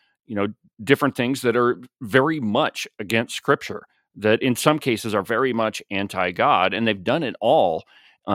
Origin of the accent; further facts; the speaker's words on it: Buffalo, New York, United States; I grew up in the Methodist Church here in Buffalo